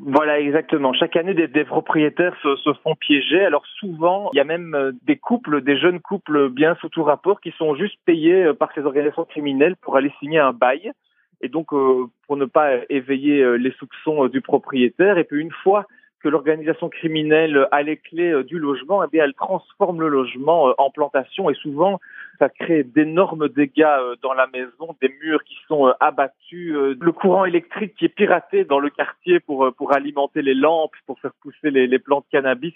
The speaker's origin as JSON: {"language": "French", "country": "Belgium", "said": "chez nous en Belgique"}